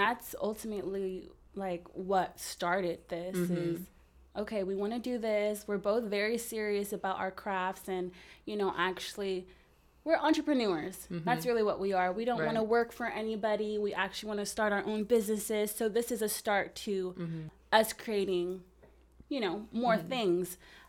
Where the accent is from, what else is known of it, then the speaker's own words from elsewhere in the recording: California, United States; now in Oregon, United States; we are both in Oregon right now, but we are both originally from the Bay Area.